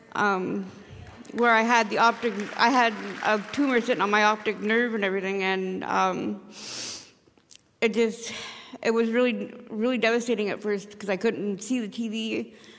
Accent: Caribou, Maine, United States; I'm from Caribou

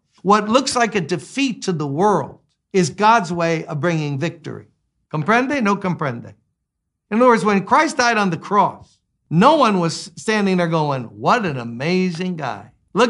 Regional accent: Louisiana, United States; We grew up in Louisiana. They got mosquitoes there.

